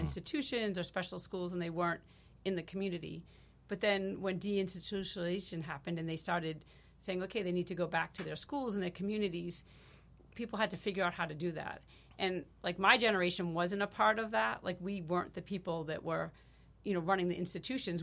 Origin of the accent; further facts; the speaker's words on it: Marshfield, Wisconsin, United States; I grew up in Marshfield, and I'm just proud to be a part of this community